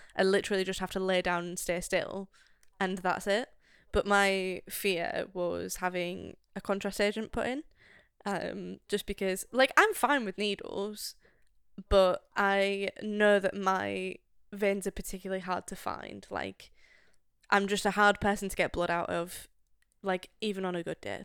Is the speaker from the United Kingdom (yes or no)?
yes; United Kingdom; as a Brit